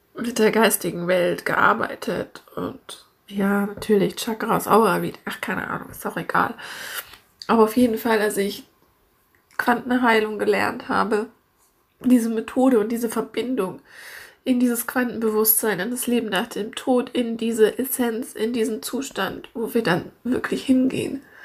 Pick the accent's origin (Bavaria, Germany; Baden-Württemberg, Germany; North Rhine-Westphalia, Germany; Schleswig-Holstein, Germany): Bavaria, Germany; Munich; now in Hamburg, Germany; wir kommen ja alle ursprünglich aus München